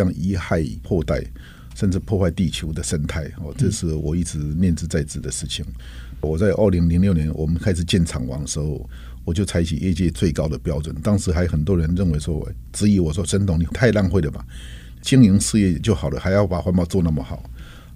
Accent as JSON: {"language": "Chinese", "country": "Taiwan", "tie": "born or raised there", "said": "台湾这块土地一直对我来说是有着一个深厚的前感，因为毕竟是这一个深厚的长长大的地方"}